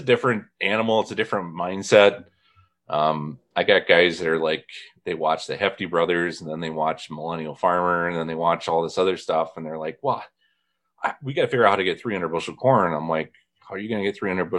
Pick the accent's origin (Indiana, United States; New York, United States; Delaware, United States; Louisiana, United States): Indiana, United States; Kankakee Marsh, northwest; I grew up where the northwest corner of Indiana is all peat ground, and it wasn't farmed until they basically drained the Kankakee Marsh